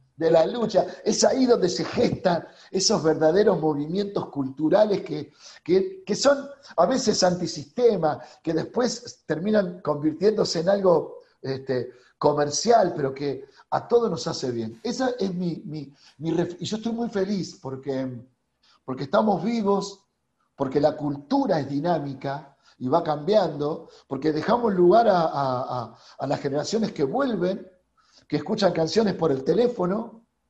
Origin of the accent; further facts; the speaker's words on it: Argentina; accent: Argentine; nuestro tono, bien argentino